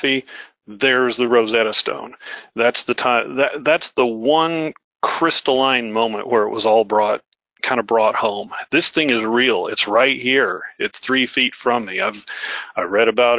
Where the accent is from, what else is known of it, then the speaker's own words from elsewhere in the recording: United States; moved away; also born or lived in Oklahoma / Iowa; I grew up in Flatland, right? Oklahoma, Iowa